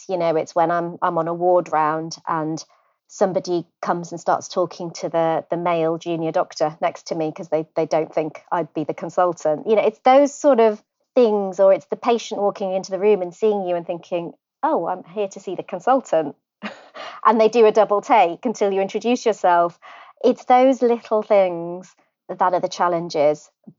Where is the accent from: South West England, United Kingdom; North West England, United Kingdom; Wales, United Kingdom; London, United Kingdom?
Wales, United Kingdom; So I was born in North Wales, which surprises many people because I don't sound Welsh. But I grew up in a very rural setting in a little village, beautiful scenery, green fields.